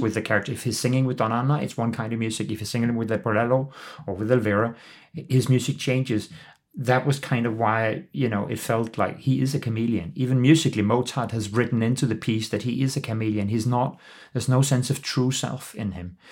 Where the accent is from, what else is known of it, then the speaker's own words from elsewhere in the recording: Copenhagen, Capital Region of Denmark, Denmark; also born or lived in London; I am the C E O of the Royal Danish Theatre in Copenhagen, my hometown and home country.